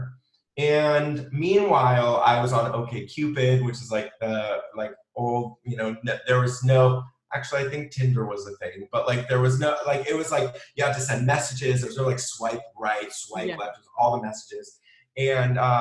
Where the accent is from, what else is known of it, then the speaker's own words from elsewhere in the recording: San Diego, California, United States; moved away as an adult; also born or lived in New York City; I moved from New York City to back home to San Diego and moved back with my parents.